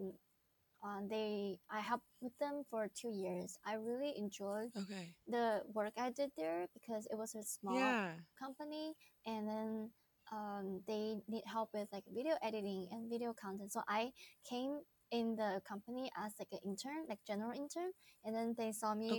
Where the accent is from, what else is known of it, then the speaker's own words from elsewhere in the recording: Wuhan, Hubei, China; English is a second language; moved away as an adult; also born or lived in Los Angeles, United States; I was born and raised in Wuhan, China, which I am currently living in Wuhan right now.